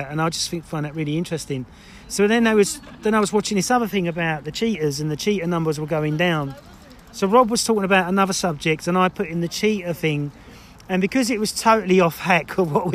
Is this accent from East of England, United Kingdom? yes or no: yes; Essex, East of England, United Kingdom; I'm from Essex